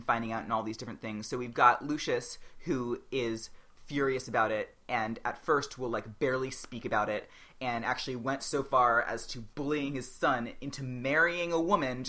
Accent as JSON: {"language": "English", "town": "New York City", "region": "New York", "country": "United States", "tie": "born or raised there", "said": "I grew up on the Upper East Side with my mom"}